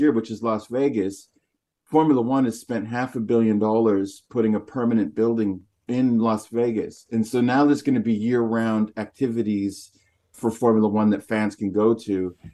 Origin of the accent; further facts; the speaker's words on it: Canada; People would ask where I'm from, and they heard my accent. I'd say North America, Canada